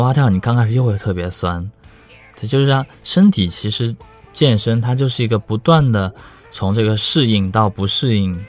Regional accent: Hangzhou, Zhejiang, China; moved away; also born or lived in Beijing; 其实我是杭州人

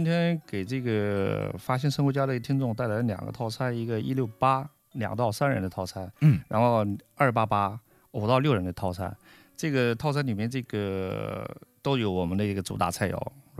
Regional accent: Jiangsu, China; 就是更符合我们江苏人的这种口味和浙江人的口味

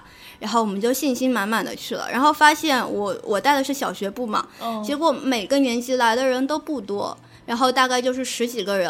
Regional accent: Hangzhou, Zhejiang, China; 我是来自杭州的，

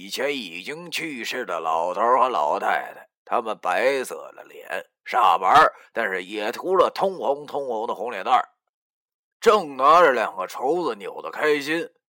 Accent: Longjiang, Heilongjiang, China; 就像我的家乡龙江，龙江人出了名的虎，没办法，因为穷啊。贫穷导致了我们的彪悍，当然还有朴实不装假。

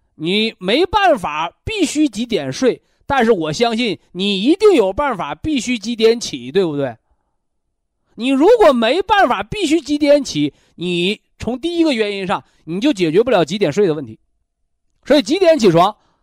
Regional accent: China; 这个我们中国人呐，我们的祖先呐

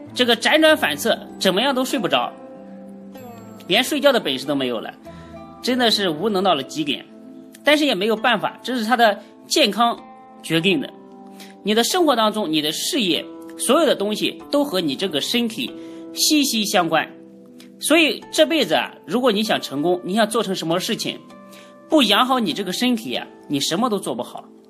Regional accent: China; 所以我们中国人啊，常说要顺毛驴

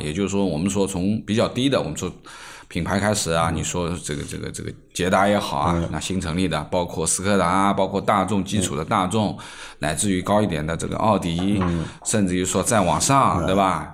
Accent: Shanghai, China; 我们是上海人

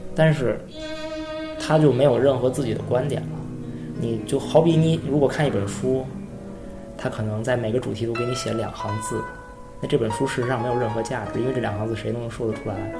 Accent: China; 我作为一个中国人

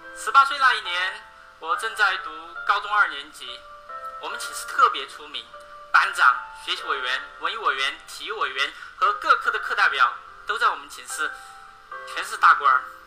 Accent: Beichuan, Sichuan, China; 我来自四川北川

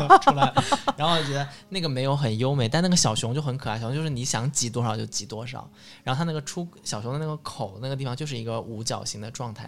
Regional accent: southern China, China; 我作为一个南方人

